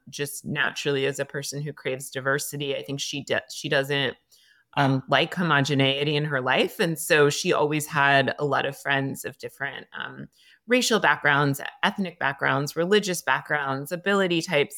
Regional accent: Greenwich, Connecticut, United States; also born or lived in Cape Cod, Massachusetts; I moved to Greenwich, Connecticut, and lived with my mom and her family members, and I would say I grew up in a very, very white town

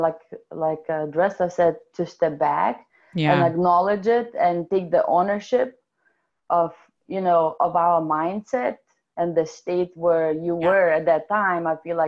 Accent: Lithuania; accent: European / Russian; English is a second language; moved away as an adult; now in Seattle, United States; I came to Seattle about 15 years ago from Lithuania. It's one of the Soviet republics. So my amazing accent is actually European / Russian

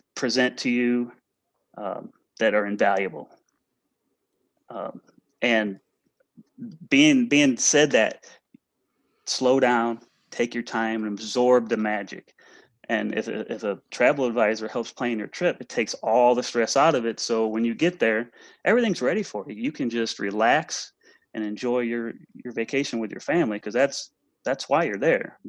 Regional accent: St. Louis, Missouri area, United States; I'm from the St. Louis, Missouri area, a little west of St. Louis, but in that same general vicinity

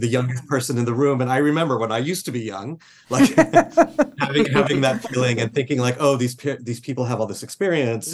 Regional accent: Laredo, Texas, United States; I grew up on the Mexican border in a town called Laredo, Texas

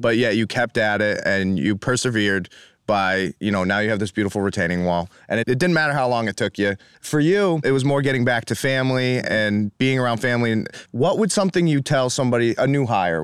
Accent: East Longmeadow, Massachusetts, United States; I grew up in Western Mass, and we had the brownstone and the redstone quarries out there.

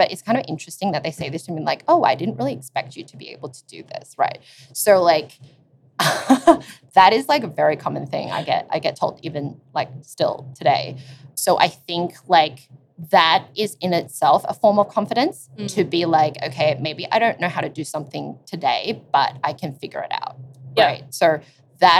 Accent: Sydney, New South Wales, Australia; we're both from Sydney and the single sex schools are really prevalent there

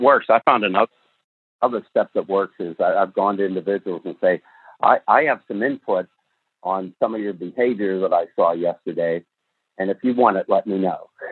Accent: the North of the United States, United States; I was born and raised in the North of the United States, which is completely different from the South

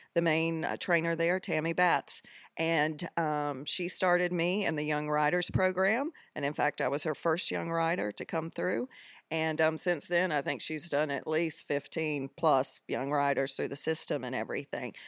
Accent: Greensboro, North Carolina, United States; moved away as an adult; now in Bermuda; I am originally from Greensboro, North Carolina

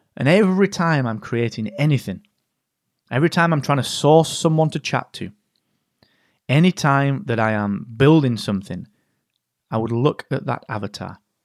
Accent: England, United Kingdom; being so English

